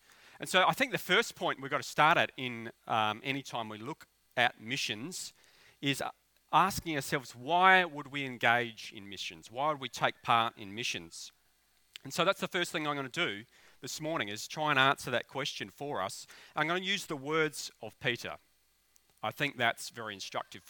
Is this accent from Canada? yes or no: no; Australia; I'm an Aussie bogan